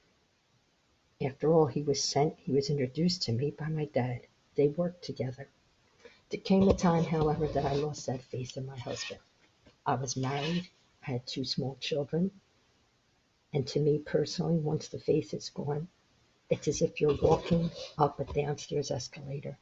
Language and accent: English; Philadelphia, Pennsylvania, United States; moved away as an adult; now in Florida, United States; we grew up in South Philly